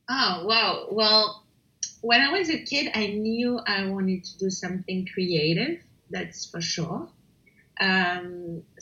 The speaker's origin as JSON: {"language": "English", "town": "Paris", "region": "Île-de-France", "country": "France", "moved": "as an adult", "lives_now": "London, United Kingdom", "said": "I've been uh, living in London for almost 10 years. I'm originally from Paris."}